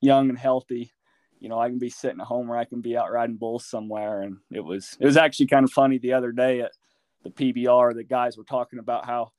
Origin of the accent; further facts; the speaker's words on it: Randolph, Utah, United States; I'm from Randolph, Utah. It's kind of northeastern corner of Utah